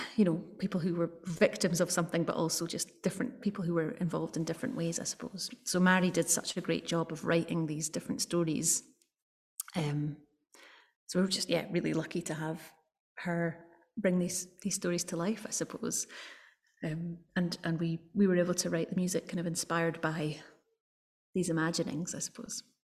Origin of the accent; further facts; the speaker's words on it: Edinburgh, Scotland, United Kingdom; I'm I'm from Edinburgh, but my my family are from Rossshire my mum's side of the family